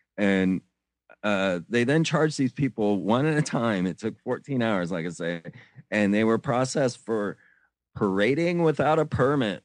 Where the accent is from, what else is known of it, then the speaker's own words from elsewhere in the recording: Florida, United States; I grew up in Florida